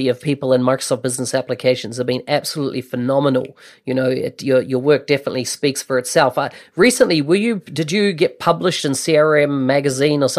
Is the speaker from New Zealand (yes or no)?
yes; New Zealand; as a Kiwi visiting